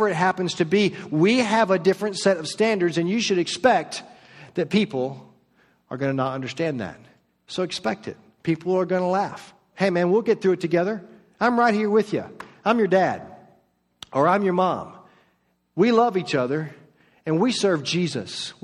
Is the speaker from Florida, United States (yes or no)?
yes; Orlando, Florida, United States; moved away as an adult; also born or lived in Marietta, Georgia / Flowery Branch, Georgia; now in Georgia, United States; I was raised in Orlando in the suburbs